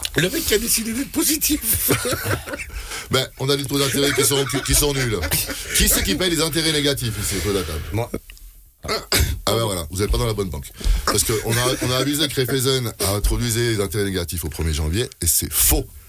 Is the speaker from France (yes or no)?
no; Switzerland; on a un pays qui se porte bien